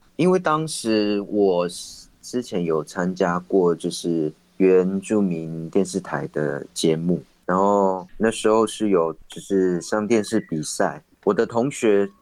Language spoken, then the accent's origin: Chinese; Taitung County, Taiwan; 我是来自台东县的卑南族